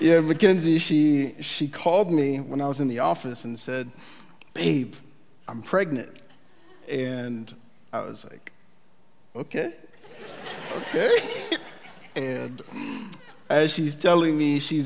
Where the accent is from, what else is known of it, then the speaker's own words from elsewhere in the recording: Philadelphia, Pennsylvania, United States; moved away as an adult; now in Kearney, United States; our family, we are from Philadelphia